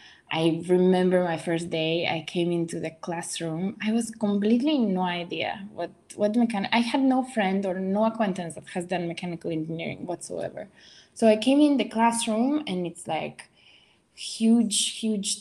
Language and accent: English; Riga, Latvia; English is a second language; moved away as an adult; also born or lived in London, United Kingdom / Mexico; now in Washington, D.C., United States; I'm from Latvia, Riga, and I finished my high school there